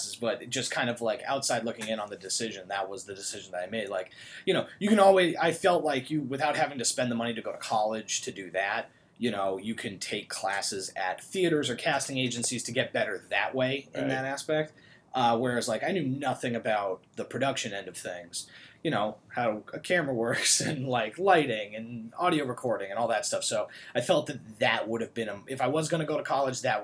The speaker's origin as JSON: {"language": "English", "town": "Newton", "region": "Massachusetts", "country": "United States", "tie": "born or raised there", "said": "I grew up in Newton, which is right outside of Boston"}